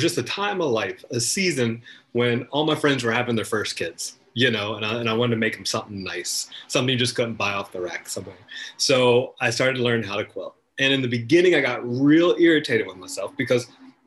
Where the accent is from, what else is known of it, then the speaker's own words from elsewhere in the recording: North Carolina, United States; I am from North Carolina originally. I grew up in the woods with my brothers and my cousins and my grandparents